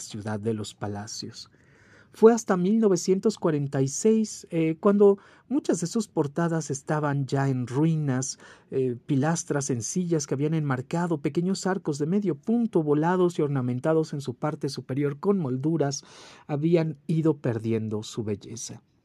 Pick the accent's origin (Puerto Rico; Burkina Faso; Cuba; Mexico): Mexico; como mexicanos, amantes de nuestra ciudad y orgullosos de nuestra historia